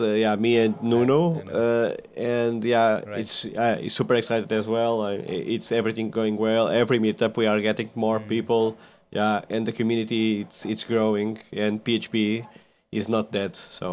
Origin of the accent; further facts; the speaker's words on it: Centre, Portugal; moved away as an adult; now in Lisbon, Portugal; I'm from Portugal, from the kind of a small village in Portugal, in the middle of Portugal, not the big city. But I went to work like 13 years ago to Lisbon, that is the capital of Portugal.